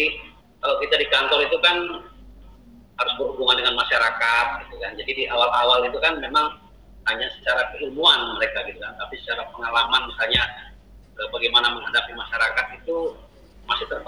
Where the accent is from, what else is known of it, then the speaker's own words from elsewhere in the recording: Manado, North Sulawesi, Indonesia; Uh, saya ini orang Manado pak, orang Sulawesi ya.